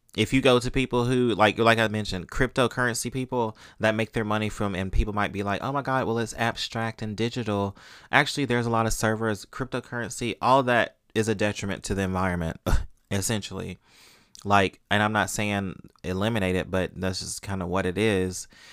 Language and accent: English; Mississippi, United States; I grew up in Mississippi where corporal punishment was legal, we grew up getting paddled, y'all